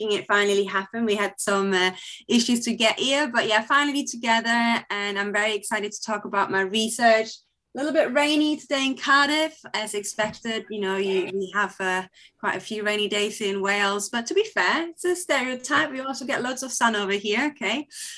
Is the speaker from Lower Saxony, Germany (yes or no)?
yes; Hamelin, Lower Saxony, Germany; moved away; also born or lived in Klein Berkel; I'm from Hamelin, but we were based in Kleinberkel, which is only a 10-minute drive away, a pretty small village nearby.